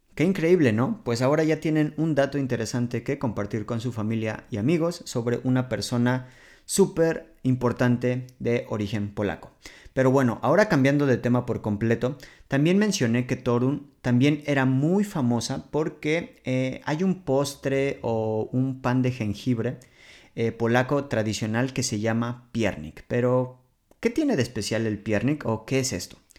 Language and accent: Spanish; Mexico City, Mexico; moved away as an adult; now in Poland; provengo de la Ciudad de México